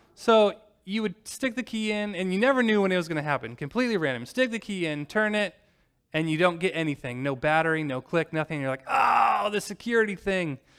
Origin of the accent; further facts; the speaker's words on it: Normal, Illinois, United States; moved away; drive from normal Illinois, my hometown